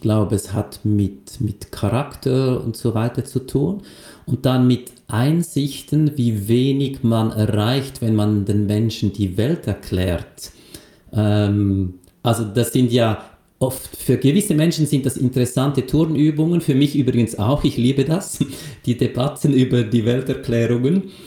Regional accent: Lucerne, Switzerland; ich bin in Luzern aufgewachsen, also in einer absoluten katholischen Milieugesellschaft

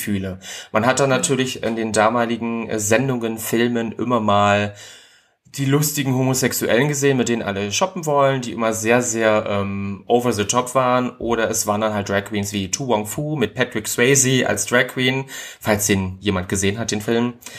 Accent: Ribnitz-Damgarten, Mecklenburg-Vorpommern, Germany; now in Berlin, Germany; Also geboren bin ich in, Rib, äh, in Ribnitz-Dammgarten in Mecklenburg-Vorpommern

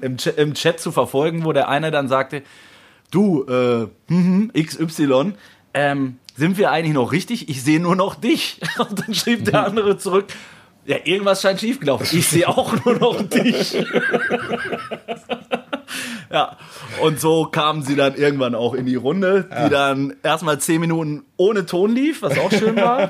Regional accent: North Rhine-Westphalia, Germany; born or raised there

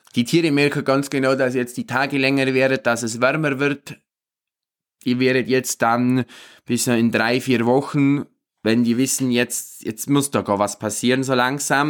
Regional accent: Obermaiselstein, Bavaria, Germany; bei uns in Obermeißelstein

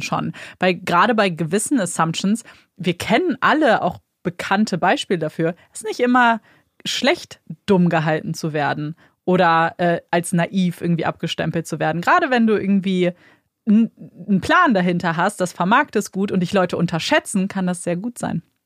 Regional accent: Germany; wir kommen aus Deutschland

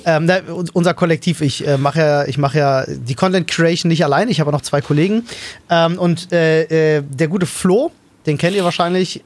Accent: Berlin, Germany; moved away as an adult; also born or lived in Wandlitz, Brandenburg; now in Brandenburg, Germany; ich bin ja Ur-Berliner. So, ich bin ja, äh, bin ja in Schöneberg geboren und in Neukölln aufgewachsen

